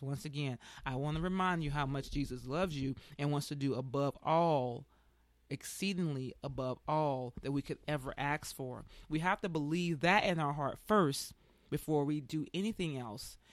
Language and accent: English; Tuskegee, Alabama, United States; moved away; I'm from, I'm from Tuskegee, Alabama, and I gotta tell you, ever since I left there in ninety-four